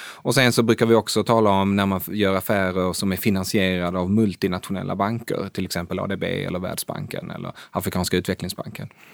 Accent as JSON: {"language": "Swedish", "country": "Sweden", "also_born_or_lived": "Asia", "moved": "as an adult", "lives_now": "Stockholm, Sweden", "said": "vara svensk i Asien"}